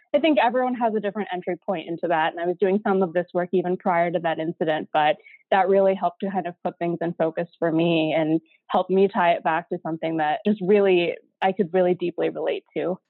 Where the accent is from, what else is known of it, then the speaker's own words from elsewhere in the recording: Midwest, United States; I grew up in the Midwest, my dad's an engineer